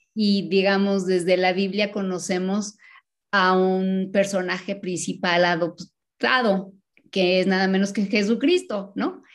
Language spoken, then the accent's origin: Spanish; Mexico City, Mexico; vinieron a vivir a la Ciudad de México cuando se casaron y tuvieron nueve hijos y yo soy la más joven